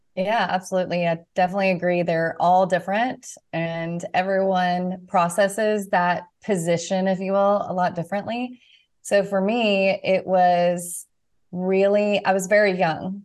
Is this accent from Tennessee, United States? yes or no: yes; Nashville, Tennessee, United States; moved away as an adult; I'm from Na-, the Nashville area and was excited to be close to family